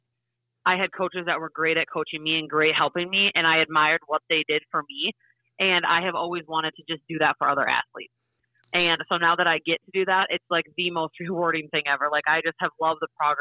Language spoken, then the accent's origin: English; Parker, South Dakota, United States; growing up in Parker, you can't wait to be a Parker Pheasant high school volleyball player